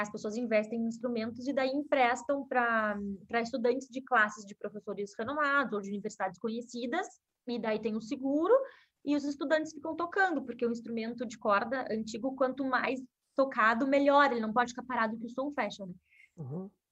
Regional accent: Porto Alegre, Rio Grande do Sul, Brazil; eu sou gaúcha, né? Nasci em Porto Alegre e eu comecei a, a estudar música nova com seis, sete anos.

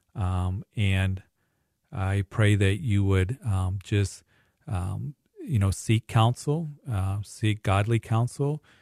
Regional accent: Greeley, Colorado, United States; Greeley, my hometown

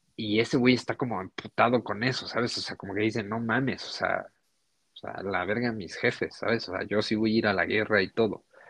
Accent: Mexico; nosotros que, no sé, vivimos en México

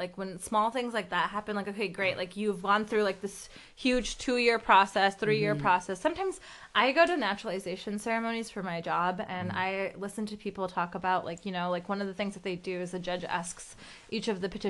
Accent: Pakistan; born there; I'm not from a family of immigrants. I am an immigrant. Like I was born in Pakistan.

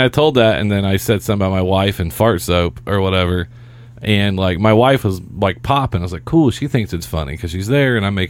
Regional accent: Seymour, Indiana, United States; It was Applebee's in my hometown, Seymour Highway 50

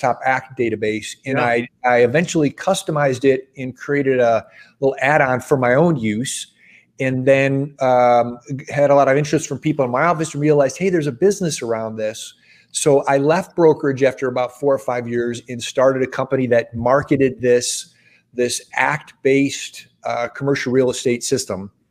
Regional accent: Midwest, United States; moved away as an adult; also born or lived in Los Angeles, California; I grew up in the Midwest, and I moved to Los Angeles specifically to get in commercial real estate.

